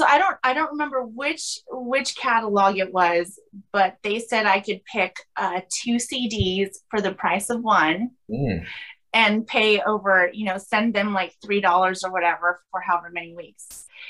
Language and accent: English; Los Angeles, California, United States; I grew up in Southern California in Los Angeles.